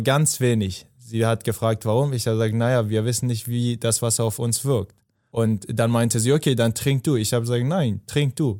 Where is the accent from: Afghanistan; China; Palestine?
Afghanistan; moved away; ich komme aus Afghanistan